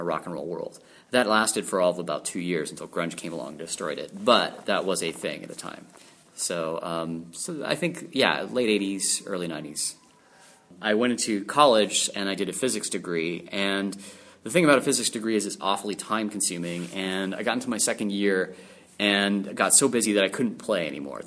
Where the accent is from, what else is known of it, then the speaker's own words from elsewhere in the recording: Calgary, Alberta, Canada; I am from Calgary, Alberta, in Canada